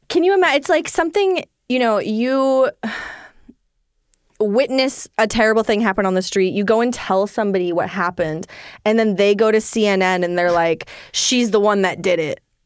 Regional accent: Maine, United States; I'm in Maine

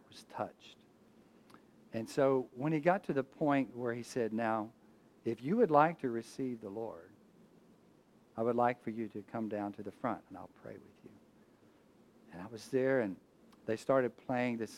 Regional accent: Abilene, Texas, United States; now in Houston, United States; I'm born a Texan. I was born in Abilene, Texas.

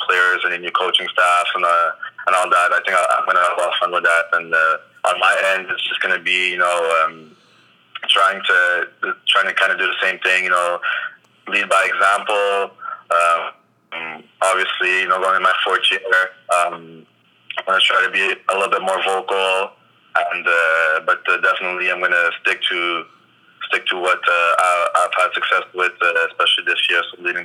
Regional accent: Longueuil, Quebec, Canada; growing up in Longueuil

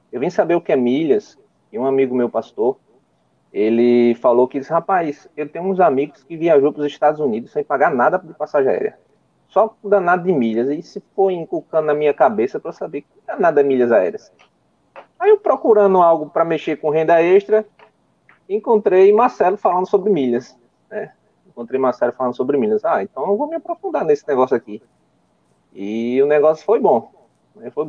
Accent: Timbaúba, Pernambuco, Brazil; É, eu sou do Nordeste, eu sou aqui de Timbaúba, Pernambuco, fica aproximadamente a 100 quilômetros do Recife e 90 quilômetros de João Pessoa, né?

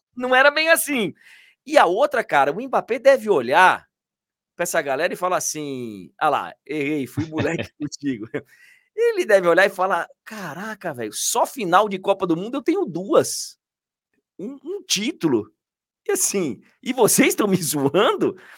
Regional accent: Brazil; eu estou falando como brasileiro

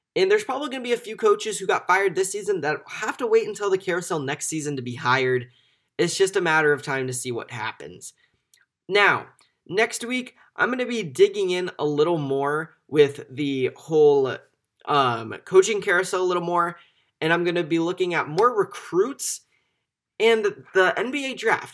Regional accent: Omaha, Nebraska, United States; I'm from Omaha

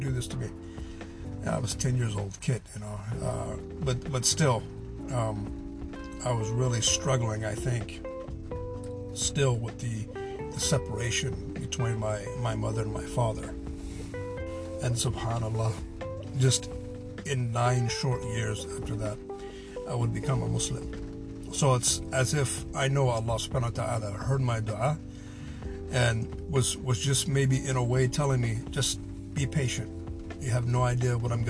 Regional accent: Pacific Northwest, United States; also born or lived in Southern California; we all packed up and went to the Pacific Northwest, where she remarried

